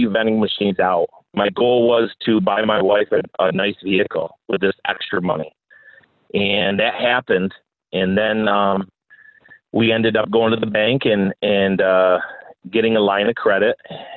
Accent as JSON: {"language": "English", "region": "New Jersey", "country": "United States", "tie": "born or raised there", "also_born_or_lived": "Mount Morris", "moved": "yes", "said": "I was born down in New Jersey. I was in foster care pretty much my whole life."}